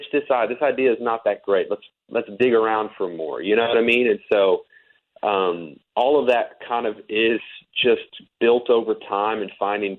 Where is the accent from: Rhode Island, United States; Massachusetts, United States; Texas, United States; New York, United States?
Texas, United States; Fort Worth; moved away as an adult; now in Nashville, United States; I was born and raised in Texas